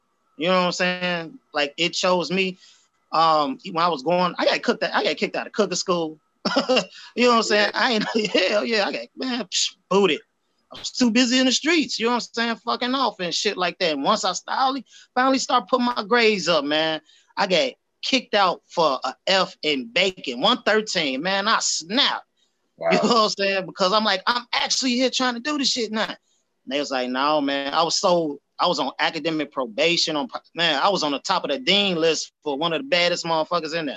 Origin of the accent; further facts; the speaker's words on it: Chicago, Illinois, United States; I'm from Southside, man. Chicago all day, from Chatham area, 87. So I was born, grew up on 89th and Woodline